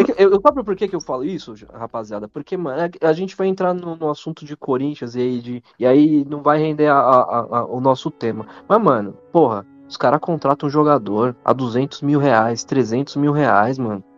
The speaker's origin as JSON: {"language": "Portuguese", "region": "São Paulo", "country": "Brazil", "tie": "born or raised there", "said": "sou de São Paulo, mano. São Paulo capital"}